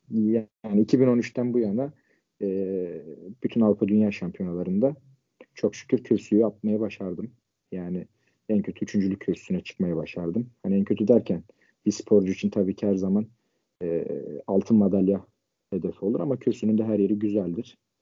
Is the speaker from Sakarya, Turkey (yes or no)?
no; Ankara, Turkey; 24 ee, Haziran 1998 Ankara doğumluyum.